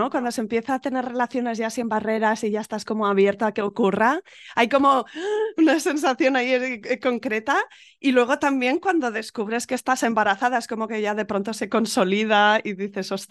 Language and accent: Spanish; Málaga, Andalusia, Spain; somos de Málaga.